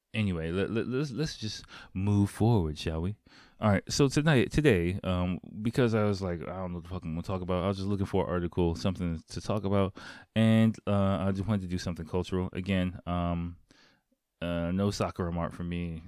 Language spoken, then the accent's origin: English; United States; now in Japan; I'm American